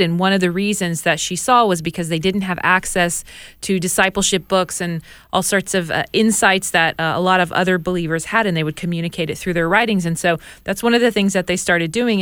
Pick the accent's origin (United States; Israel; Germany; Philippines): Israel; I grew up in Israeli public school